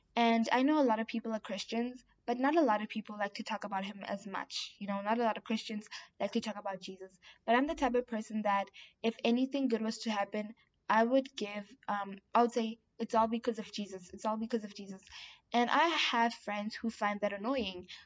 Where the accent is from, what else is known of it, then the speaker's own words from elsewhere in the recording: South Africa; I'm South African